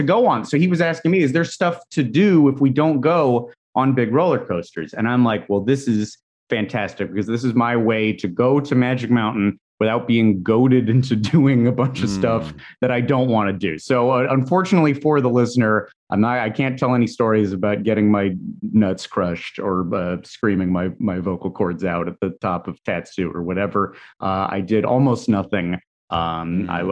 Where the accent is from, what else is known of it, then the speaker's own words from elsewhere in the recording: Los Angeles, California, United States; growing up in Los Angeles